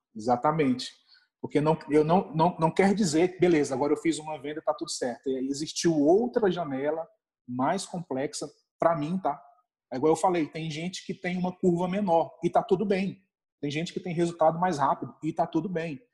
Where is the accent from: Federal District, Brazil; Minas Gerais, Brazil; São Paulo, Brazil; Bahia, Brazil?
Federal District, Brazil; Brasília; eu sou aqui de Brasília, né? Moro aqui em Brasília